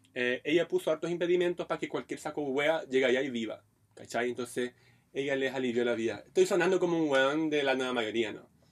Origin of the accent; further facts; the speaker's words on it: Brazil; now in Chile; yo soy un brasileño bonito